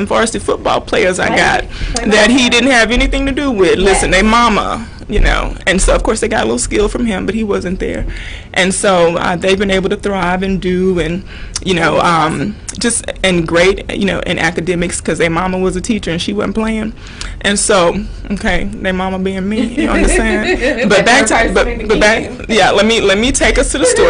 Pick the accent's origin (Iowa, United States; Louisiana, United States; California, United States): Louisiana, United States; I'm from Louisiana